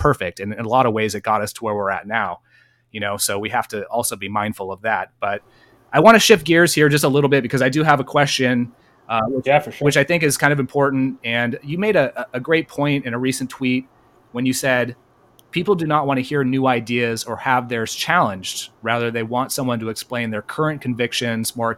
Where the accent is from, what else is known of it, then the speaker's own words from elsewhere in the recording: Bay Area, California, United States; I'm from California, Clownifornia, and I'm from originally the Bay Area